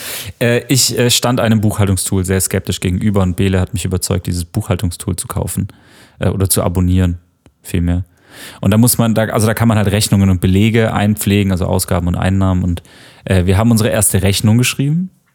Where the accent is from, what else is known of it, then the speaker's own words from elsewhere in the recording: near Tübingen, Baden-Württemberg, Germany; now in Berlin, Germany; ich komme aus der Nähe von Tübingen was so eine Universitätsstadt ist, die in der Nähe von Stuttgart liegt.